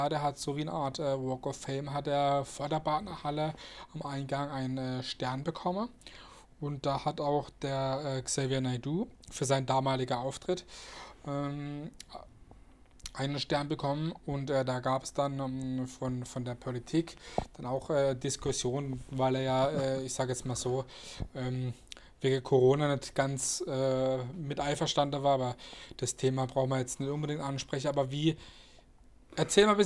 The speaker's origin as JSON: {"language": "German", "town": "Rastatt", "region": "Baden-Württemberg", "country": "Germany", "tie": "born or raised there", "said": "Ich meine, ich selber bin ja da auch äh, groß geworden, weil ich bin ja hier auch in Rastatt geboren, habe hier meine Kindheit verbracht."}